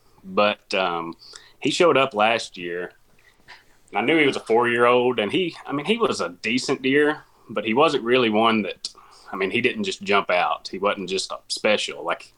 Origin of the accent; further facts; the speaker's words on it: Corning, Arkansas, United States; I'm from Corning, Arkansas. I doubt that there's very many people that know where that's at, so I'll add in. I'm about 30 miles south of Poplar Bluff, Missouri, about 60 miles north of Jonesboro, Arkansas.